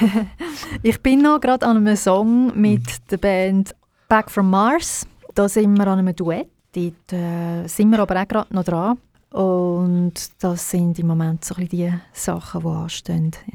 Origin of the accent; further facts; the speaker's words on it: Baden, Aargau, Switzerland; moved away as an adult; also born or lived in Zurich / Birmensdorf; Ich bin in Baden geboren und aufgewachsen und auch in der Schule.